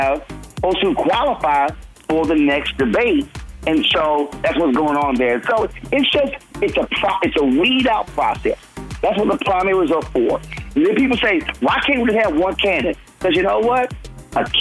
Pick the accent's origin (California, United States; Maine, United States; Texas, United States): Texas, United States; Houston; on the campus of Texas Southern University in my hometown of Houston